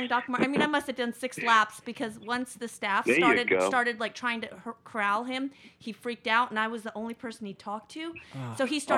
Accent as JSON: {"language": "English", "region": "New Mexico", "country": "United States", "tie": "born or raised there", "said": "where I grew up in New Mexico"}